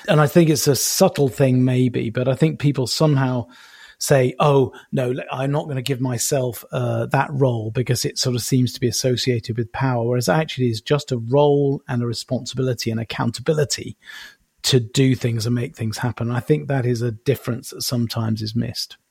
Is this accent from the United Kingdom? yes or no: yes; United Kingdom; being British